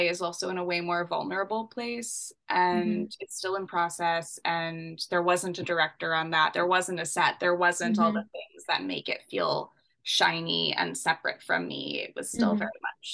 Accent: Canada; I'm Canadian.

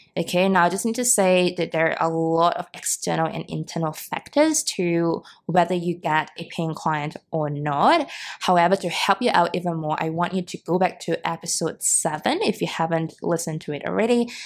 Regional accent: Singapore; born or raised there

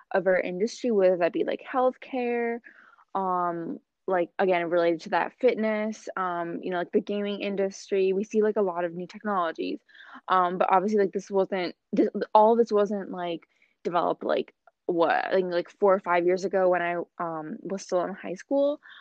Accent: Boston, Massachusetts, United States; am from Boston, Massachusetts, um, from the United States.

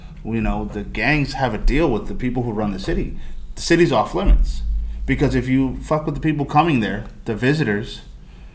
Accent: Rockford, Illinois, United States; moved away; I'm from Rockford

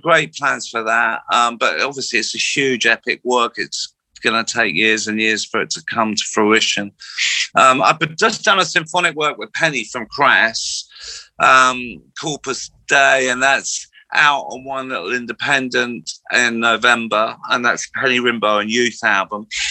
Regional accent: Slough, South East England, United Kingdom; I grew up in Slough

